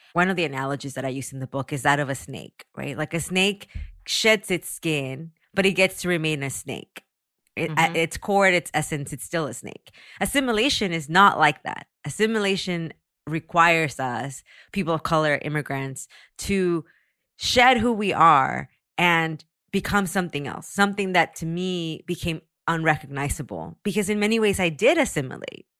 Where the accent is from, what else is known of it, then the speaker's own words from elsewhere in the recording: San Antonio, Texas, United States; also born or lived in Mexico; now in Los Angeles, United States; I grew up in San Antonio